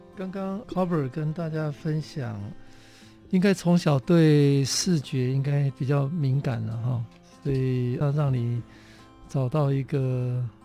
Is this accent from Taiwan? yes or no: yes; Kaohsiung, Taiwan; 我是高雄人